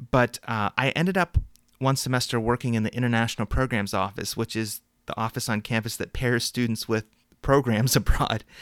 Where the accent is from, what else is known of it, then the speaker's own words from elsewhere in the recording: Midwest, United States; growing up in the Midwest